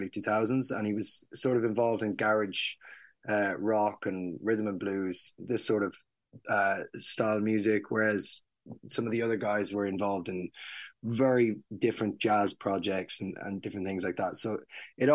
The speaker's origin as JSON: {"language": "English", "town": "Mullingar", "region": "Westmeath", "country": "Ireland", "tie": "born or raised there", "moved": "yes", "said": "We're playing in Mullingar, my hometown"}